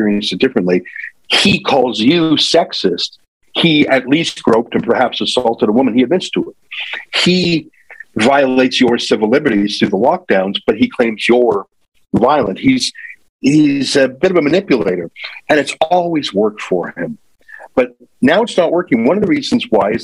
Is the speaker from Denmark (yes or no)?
no; Canada; I'm a Canadian